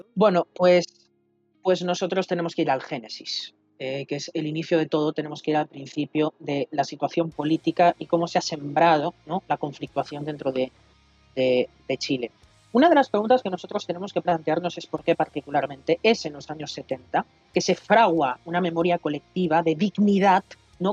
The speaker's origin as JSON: {"language": "Spanish", "region": "Catalonia", "country": "Spain", "tie": "born or raised there", "said": "la Diada Nacional de Cataluña, de donde soy oriundo"}